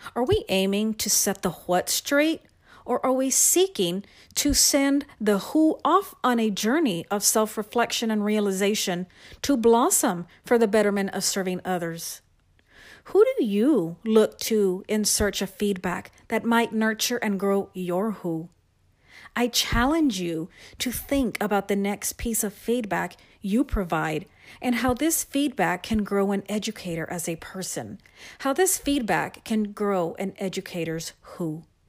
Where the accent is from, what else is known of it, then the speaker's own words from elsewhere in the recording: San Antonio, Texas, United States; I am from San Antonio, Texas, and I am a writing instructional specialist for one